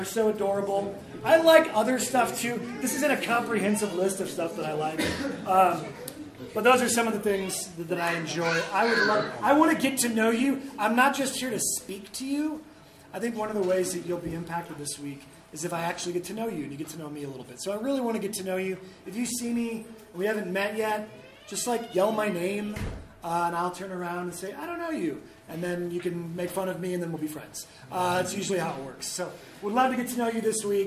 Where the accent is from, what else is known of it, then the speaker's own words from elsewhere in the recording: St. Louis, Missouri, United States; I am from St. Louis